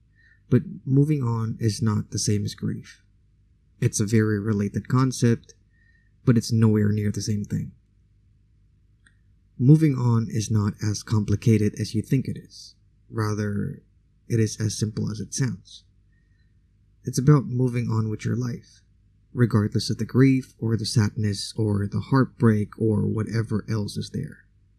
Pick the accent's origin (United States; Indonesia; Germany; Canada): Indonesia; first language Indonesian; English is a second language; it was still in my mother tongue, aka Indonesian language